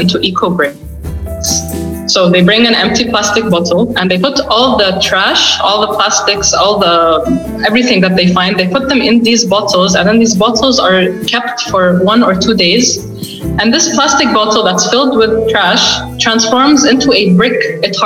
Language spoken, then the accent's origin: English; Saudi Arabia; I lived and I was born and raised in Saudi, in Saudi Arabia